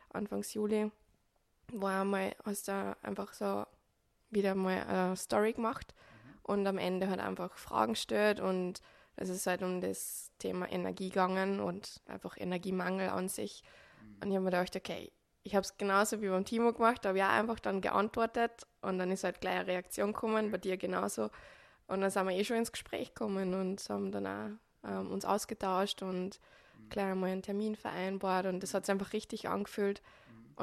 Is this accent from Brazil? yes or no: no; Upper Austria, Austria; accent: Upper Austrian dialect; now in Switzerland; Ursprünglich hört man es auch im Dialekt. Ich komme aus Oberösterreich, ähm, bin aber jetzt seit 2019 im November in der Schweiz als Physiotherapeutin tätig